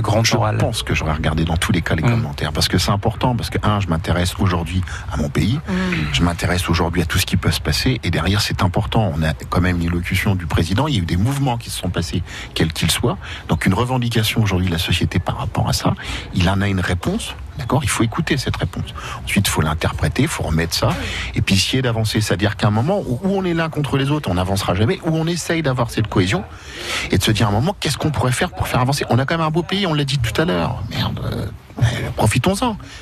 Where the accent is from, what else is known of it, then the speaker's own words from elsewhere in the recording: France; on est des Français, on est fiers de l'être